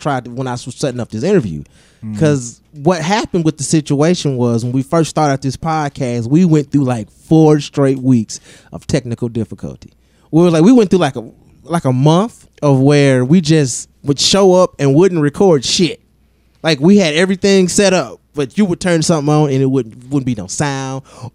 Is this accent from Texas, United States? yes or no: no; Detroit, Michigan, United States; moved away; also born or lived in the South; me and my brother both, we grew up in Detroit. And coming up in Detroit in like the 90s